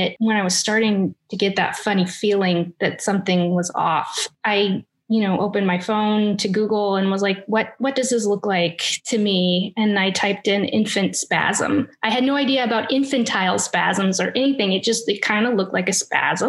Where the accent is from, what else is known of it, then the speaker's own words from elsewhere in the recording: Indiana, United States; moved away as an adult; now in St. Augustine, United States; I was born and raised in Indiana